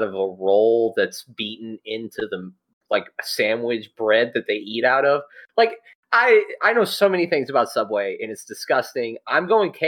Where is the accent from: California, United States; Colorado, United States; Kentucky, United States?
Kentucky, United States; we're all from the state of Kentucky